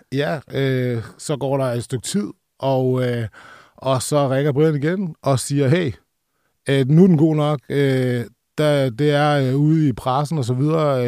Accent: Roskilde, Zealand, Denmark; jeg er som sagt fra Roskilde

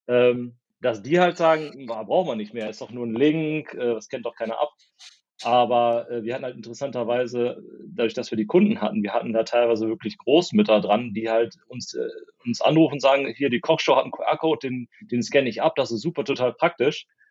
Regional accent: Porta Westfalica, North Rhine-Westphalia, Germany; also born or lived in Minden; aufgewachsen in Porta Westfalica, das kennt man aus den Staumeldungen, ist A2 immer ganz gut. Zwischen Hannover und Bielefeld.

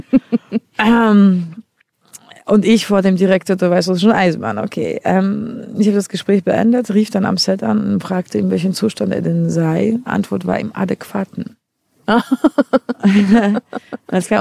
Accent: Poland; accent: Polish; German is a second language; now in Berlin, Germany; ich komme ja ursprünglich aus Polen

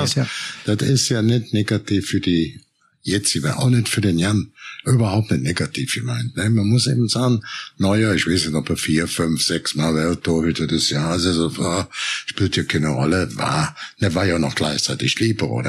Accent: Cologne, North Rhine-Westphalia, Germany; ich komme ja aus Köln

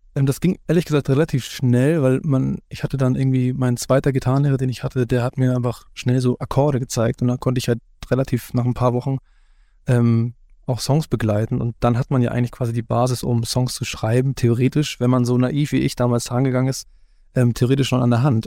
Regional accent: Hamburg, Germany; selbst als gebürtiger Hamburger

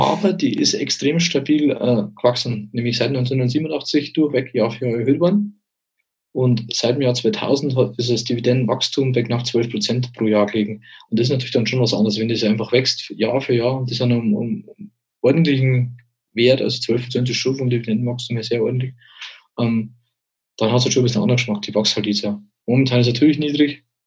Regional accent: Bavaria, Germany; bei uns in Bayern

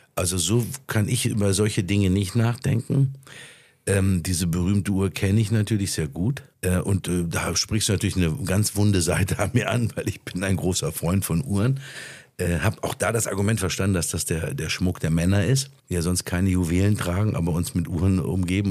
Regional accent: Ruhr area, North Rhine-Westphalia, Germany; Das ist meine Heimat. Hier komme ich her

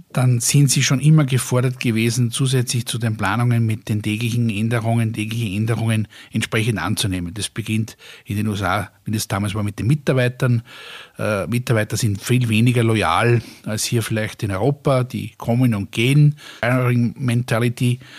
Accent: Austria; und früher haben wir alle darüber gelacht, ja, wir haben uns ja äh, als Österreicher Deutsche lustig gemacht darüber

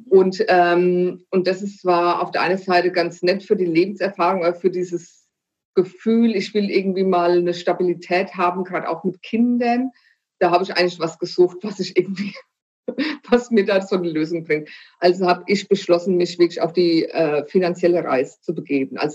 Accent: Frankfurt, Hesse, Germany; zum einen komme ich aus der Bankenstadt Frankfurt, wobei ich da nicht geboren bin, ja.

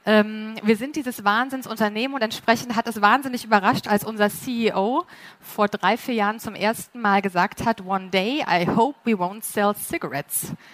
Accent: Munich, Bavaria, Germany; Ich bin auch aus München.

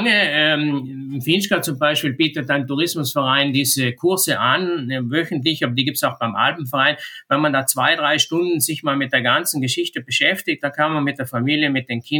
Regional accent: Trentino-Alto Adige, Italy; bei uns in Südtirol ist ganz interessant, hat sich das Geschehen da sehr, sehr verschoben die letzten Jahre.

